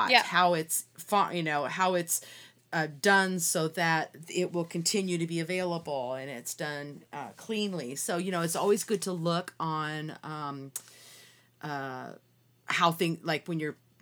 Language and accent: English; Seattle, Washington, United States; I grew up in Seattle in the Puget Sound